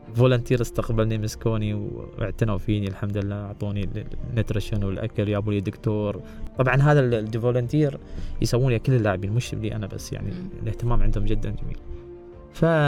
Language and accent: Arabic; United Arab Emirates; انا ولد الامارات ولد زايد